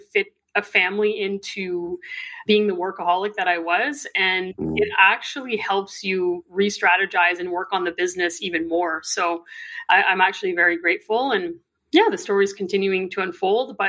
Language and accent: English; Northern Ontario, Canada; I grew up in Northern Ontario, Canada.